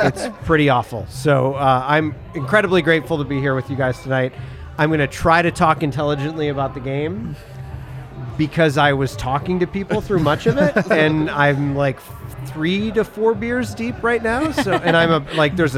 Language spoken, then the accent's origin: English; Midwest, United States; growing up in the Midwest